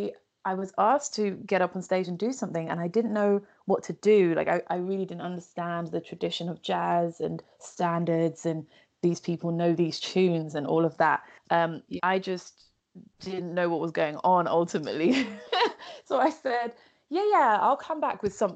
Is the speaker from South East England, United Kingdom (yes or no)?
no; London, United Kingdom; I am a born and raised Londoner